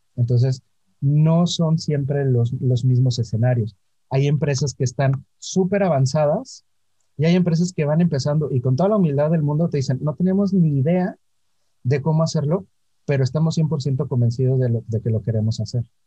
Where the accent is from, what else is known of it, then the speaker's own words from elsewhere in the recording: Orizaba, Veracruz, Mexico; Yo nací en Orizaba, Veracruz. Eh, es una ciudad muy pequeña, ahora es un pueblo mágico, en una familia